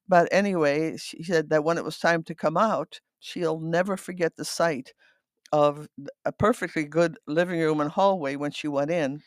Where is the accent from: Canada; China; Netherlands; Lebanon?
Netherlands; first language Dutch; English is a second language; also born or lived in Battle Creek, Michigan; now in Byron Center, United States; I was born in the Netherlands in nineteen forty-three